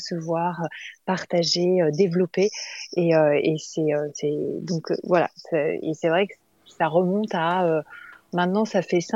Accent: Nice, Provence-Alpes-Côte d'Azur, France; now in Chambéry, France; je suis pas originaire de Paris. J'habite sur Paris euh, de temps en temps, mais maintenant j'habite sur Chambéry et au, départ j'étais niçoise.

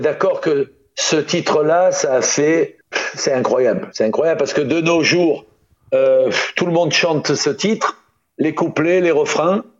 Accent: Toulon, Provence-Alpes-Côte d'Azur, France; moved away as an adult; also born or lived in Paris; quand je suis parti de Toulon

